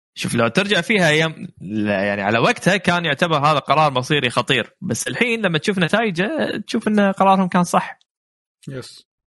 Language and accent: Arabic; Kuwait; إحنا عندنا بالكويت